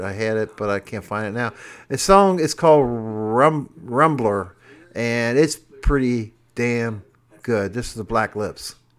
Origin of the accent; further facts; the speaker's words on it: Cincinnati, Ohio, United States; I'm from Cincinnati.